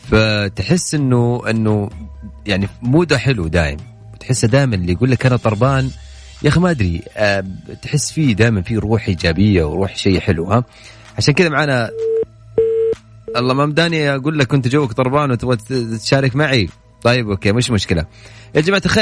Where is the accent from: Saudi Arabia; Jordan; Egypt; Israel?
Saudi Arabia; Asir; now in Jeddah, Saudi Arabia; انا عسيري ايوه